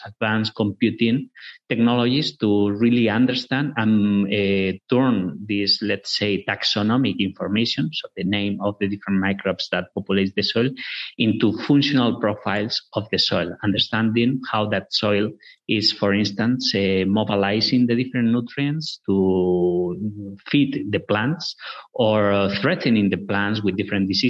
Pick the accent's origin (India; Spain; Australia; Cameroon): Spain; northwest Spain; moved away; We're originally from Spain, from the northwest of Spain, a rural area where agriculture, corn and sugar beets are very important.